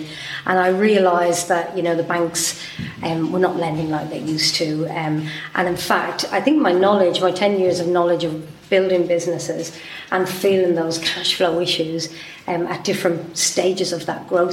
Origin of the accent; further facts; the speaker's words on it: Dublin, Leinster, Ireland; also born or lived in Belfast; now in Tunbridge Wells, United Kingdom; I'm from Dublin.